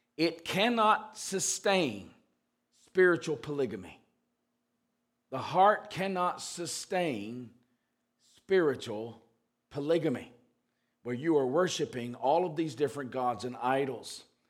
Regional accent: the South, United States; when I was growing up in the South

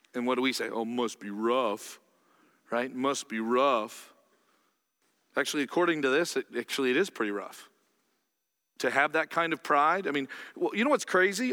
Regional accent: Canada; I'm Canadian

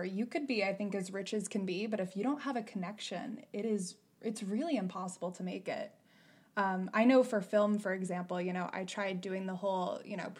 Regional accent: Dallas, Pennsylvania, United States; I'm from Dallas, Pennsylvania

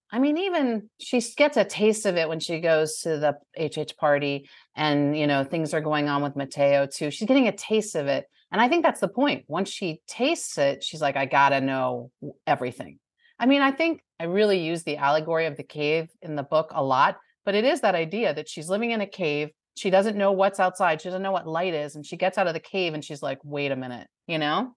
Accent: New Jersey, United States; now in Bowling Green, Kentucky, United States; I grew up in New Jersey

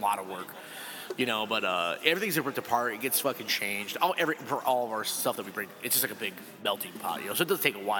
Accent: Chicago, Illinois, United States; we're from Chicago.

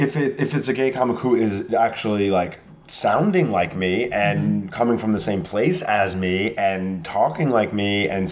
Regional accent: Long Island, New York, United States; because I'm from Long Island

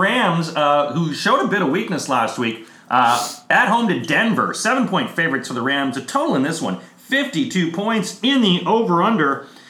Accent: Canada; now in London, United Kingdom; we're from Canada.

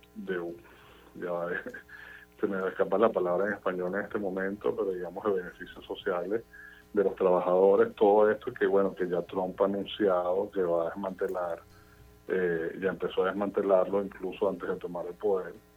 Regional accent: Venezuela; now in United States; viniendo de un país polarizado como Venezuela, donde, de donde vengo yo

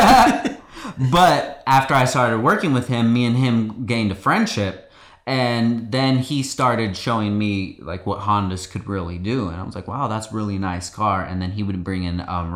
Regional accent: Oxnard, California, United States; moved away as an adult; also born or lived in Gardnerville, Nevada; I grew up here in Oxnard, California for most of my life

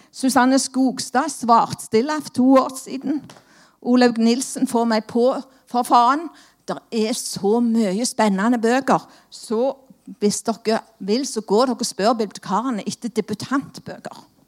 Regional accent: Stavanger, Rogaland, Norway; Som dere hører, så er jeg jo fra Stavanger

